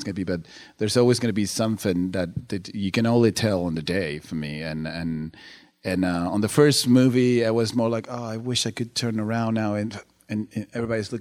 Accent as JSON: {"language": "English", "country": "Uruguay", "said": "I'm from Uruguay"}